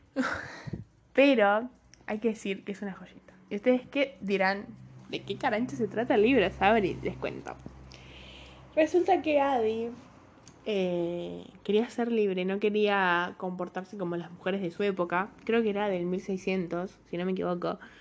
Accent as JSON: {"language": "Spanish", "country": "Uruguay", "said": "soy uruguaya, no gringa"}